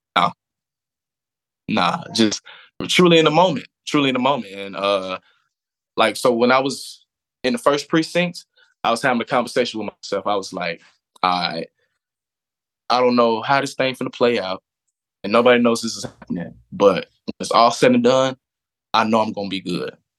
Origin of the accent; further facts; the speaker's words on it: Atlanta, Georgia, United States; also born or lived in Florida / Beijing; born and raised in Atlanta, Georgia